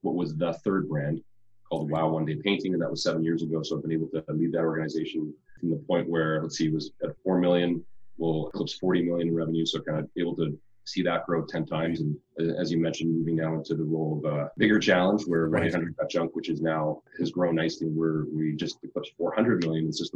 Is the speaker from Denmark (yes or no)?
no; Winnipeg, Manitoba, Canada; moved away as an adult; now in British Columbia, Canada; born and raised in Winnipeg, moved out to BC to move into a role around 2001